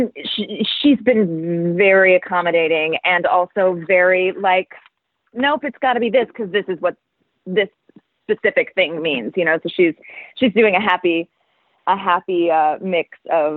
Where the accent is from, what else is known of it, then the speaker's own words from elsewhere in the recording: Worthington, Ohio, United States; moved away; I grew up in Ohio